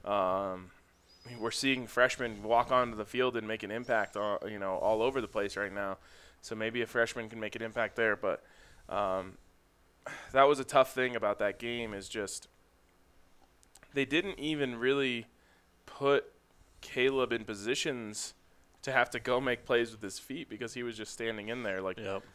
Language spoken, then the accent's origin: English; Folsom, United States; growing up in Folsom